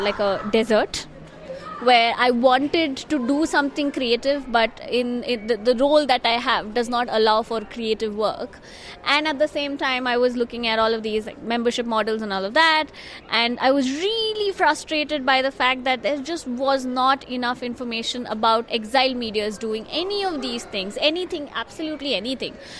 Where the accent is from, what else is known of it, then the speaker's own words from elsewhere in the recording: India; now in Netherlands; I'm from India. I currently work in the Netherlands